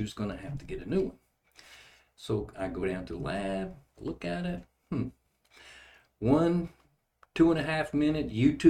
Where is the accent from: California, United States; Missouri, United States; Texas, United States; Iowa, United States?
Texas, United States; Odessa; also born or lived in Levelland, Texas / Fort Stockton, Texas; now in New Braunfels, United States; I was born in Levelland, Texas, and I grew up mostly in Odessa and then Fort Stockton. I graduated from high school in Fort Stockton